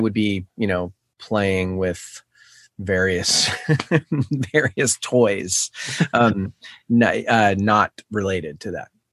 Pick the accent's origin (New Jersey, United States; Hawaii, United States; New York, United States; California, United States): New York, United States; New York City; I grew up in New York City, in Manhattan